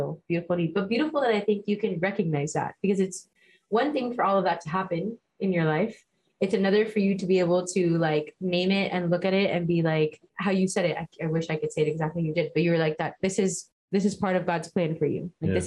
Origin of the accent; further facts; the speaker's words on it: Miami, Florida, United States; I grew up in Miami